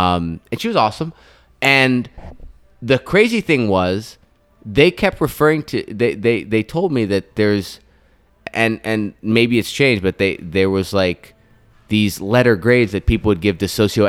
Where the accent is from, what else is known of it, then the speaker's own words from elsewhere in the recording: United States; as an American who just grew up as a single child with his parents and stuff.